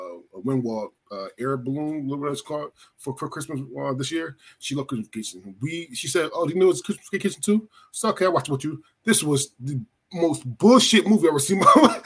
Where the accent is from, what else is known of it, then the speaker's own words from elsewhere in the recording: Philadelphia, Pennsylvania, United States; moved away; also born or lived in Hershey, Pennsylvania; I'm originally from Philadelphia. And I went to a boarding school in Hershey, PA.